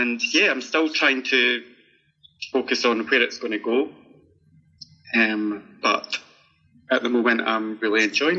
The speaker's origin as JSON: {"language": "English", "region": "Scotland", "country": "United Kingdom", "accent": "Scottish", "said": "I'm just hoping they understand my accent."}